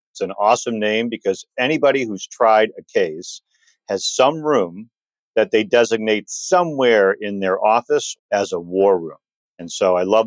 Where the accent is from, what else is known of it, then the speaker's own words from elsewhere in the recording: Detroit, Michigan, United States; I grew up in Detroit, ultimately moved to the suburbs